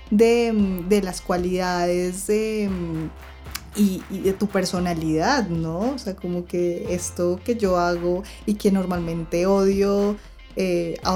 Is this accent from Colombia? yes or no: yes; Cartagena, Bolívar, Colombia; Primero, yo soy cartagenera y aunque no lo crean, nadie me hablaba por negra